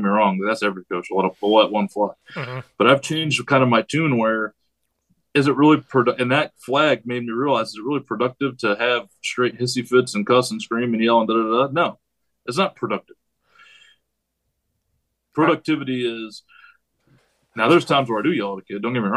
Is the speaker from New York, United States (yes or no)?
yes; New York, United States; moved away; I'm from New York